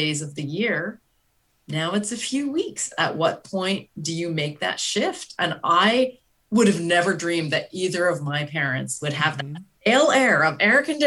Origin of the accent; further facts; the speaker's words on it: Canada; also born or lived in Matane, Quebec; now in United States; I'm from Canada, and really, my parents don't have air conditioning